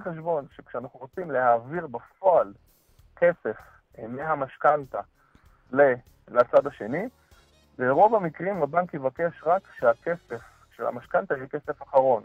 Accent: Israel; כולנו כישראלים טובים

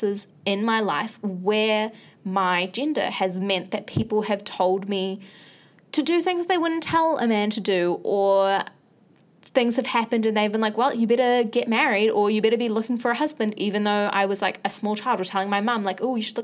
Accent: Bangladesh; now in New Zealand; I am from Bangladesh

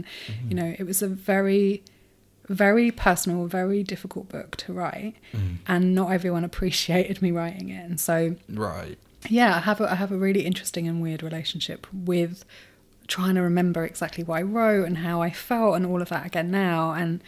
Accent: Brighton, South East England, United Kingdom; but growing up in Brighton was fascinating. It was a real mix of very interesting people, a lot of creatives, and a lot of seekers

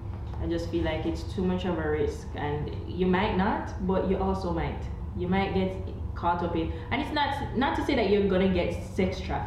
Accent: Jamaica; I'm Jamaican.

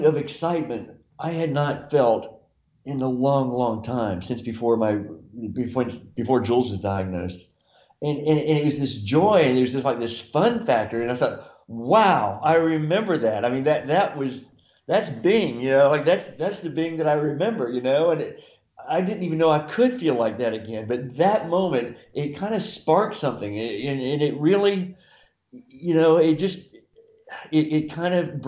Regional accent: Lexington, Kentucky, United States; also born or lived in San Diego, California / Solana Beach, California; now in Del Mar, United States; my hometown of Lexington, Kentucky

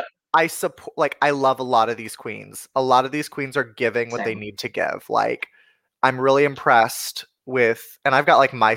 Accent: Oklahoma, United States; I'm from Oklahoma

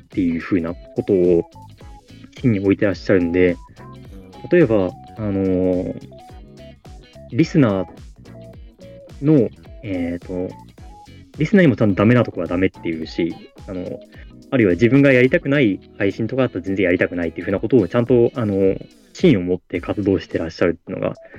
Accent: Fukuoka, Japan; born or raised there

